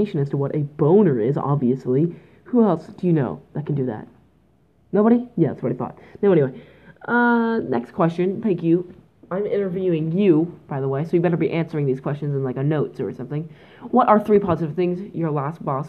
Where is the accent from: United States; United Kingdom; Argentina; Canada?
Canada; I'm Canadian